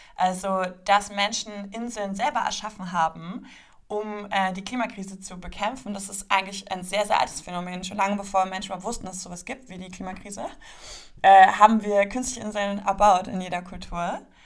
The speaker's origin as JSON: {"language": "German", "region": "Berlin", "country": "Germany", "said": "Ich komme aus Berlin"}